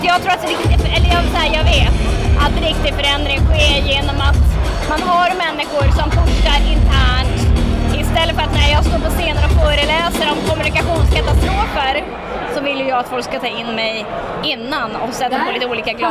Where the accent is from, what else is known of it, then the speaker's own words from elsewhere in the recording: Piteå, Norrbotten County, Sweden; Ska jag börja när jag föddes i Piteå